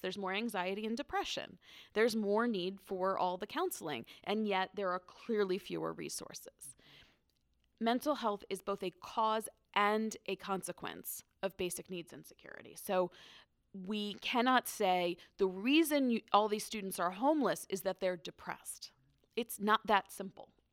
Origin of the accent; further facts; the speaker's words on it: Northern Virginia, United States; I grew up in Northern Virginia